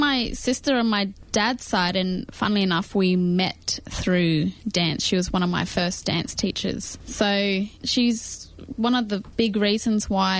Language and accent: English; Adelaide, South Australia, Australia; moved away; But I was a part of a youth group when I was in Adelaide. That's where I grew up.